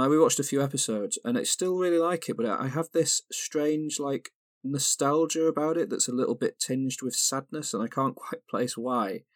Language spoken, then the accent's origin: English; United Kingdom; I grew up in Britain